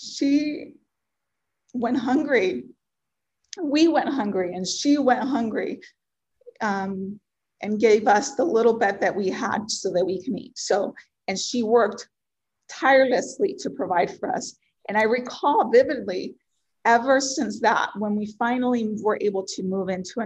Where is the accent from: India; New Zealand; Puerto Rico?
Puerto Rico; first language Spanish; English is a second language; moved away; I was born and raised in Puerto Rico, and I'm super passionate about my culture and my background